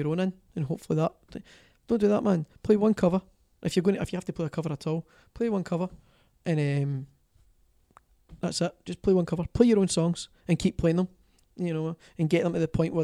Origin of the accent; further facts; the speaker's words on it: Greenock, Scotland, United Kingdom; accent: Scottish; my hometown of Greenock